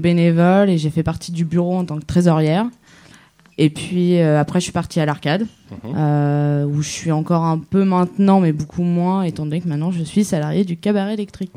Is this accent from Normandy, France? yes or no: yes; Normandy, France; je suis de Normandie.